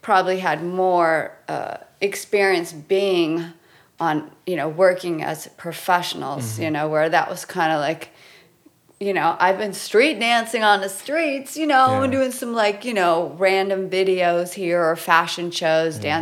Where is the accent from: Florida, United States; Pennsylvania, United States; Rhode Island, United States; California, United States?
California, United States; Los Angeles; born and raised in Los Angeles my whole life.